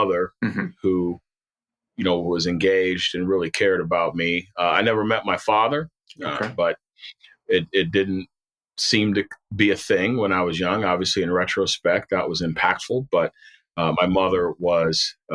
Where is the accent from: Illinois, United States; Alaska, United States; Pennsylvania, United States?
Illinois, United States; Chicago; moved away as an adult; also born or lived in Wyoming; Born and raised in Chicago